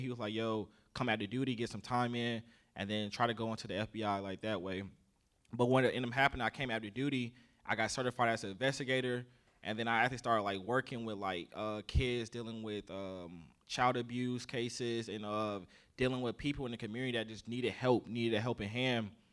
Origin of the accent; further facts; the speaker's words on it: South Carolina, United States; accent: southern; I grew up in the South, so, uh, I'm from Ca-, South Carolina, so I grew up down there